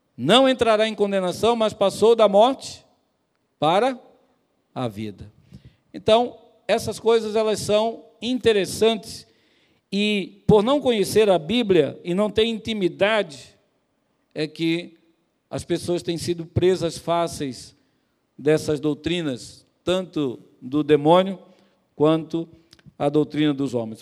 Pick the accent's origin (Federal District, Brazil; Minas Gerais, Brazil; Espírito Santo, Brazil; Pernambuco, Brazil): Pernambuco, Brazil; moved away; lá no meu estado, lá em Pernambuco